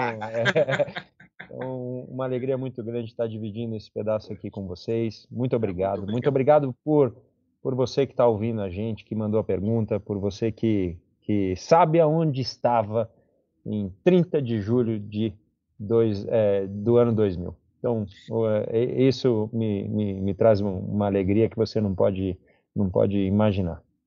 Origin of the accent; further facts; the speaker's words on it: Brazil; sou muito brasileiro